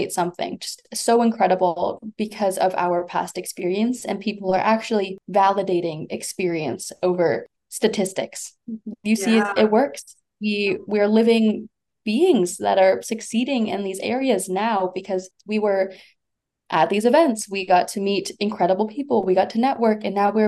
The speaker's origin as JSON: {"language": "English", "town": "Winnipeg", "region": "Manitoba", "country": "Canada", "tie": "born or raised there", "said": "growing up in Winnipeg"}